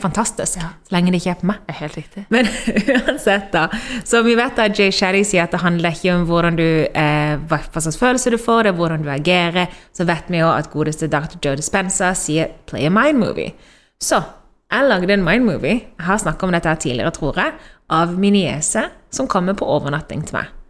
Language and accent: Norwegian; Norway; also born or lived in Spain; hjemme i Norge, fordi akkurat nå så sitter vi her i Spania